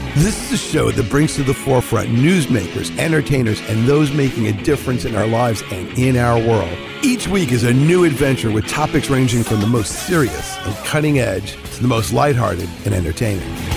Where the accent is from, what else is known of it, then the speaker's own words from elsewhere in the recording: New York City, New York, United States; I grew up in Whitestone